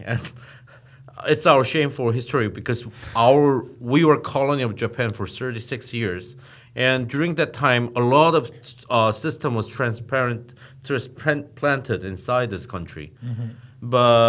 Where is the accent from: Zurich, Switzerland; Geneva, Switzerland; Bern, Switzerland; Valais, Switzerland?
Geneva, Switzerland; English is a second language; I was growing up in Switzerland, Geneva.